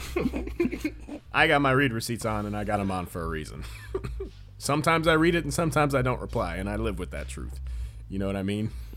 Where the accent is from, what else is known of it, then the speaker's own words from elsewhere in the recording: United States; as an American